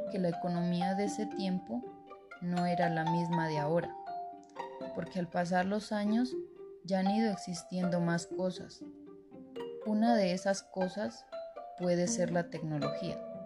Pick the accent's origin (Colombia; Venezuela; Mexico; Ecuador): Colombia; San Pablo, Nariño; soy de San Pablo Nariño